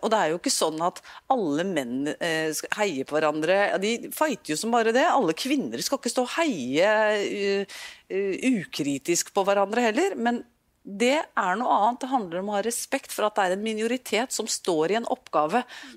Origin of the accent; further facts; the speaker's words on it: Norway; jeg er nordmann